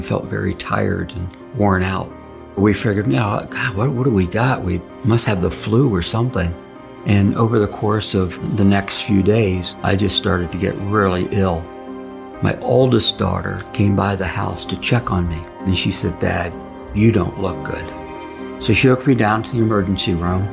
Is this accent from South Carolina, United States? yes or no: no; Boynton Beach, Delray Beach area, South Florida, United States; also born or lived in Harrisburg, Pennsylvania; my family moved to South Florida when I was 6 years old and kind of grew up in the Boynton Beach, Delray Beach area